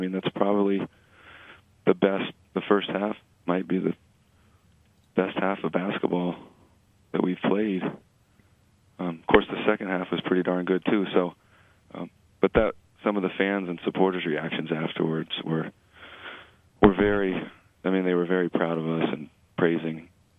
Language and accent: English; New England, United States; now in California, United States; obviously I know those schools well because I came from the Northeast in New England.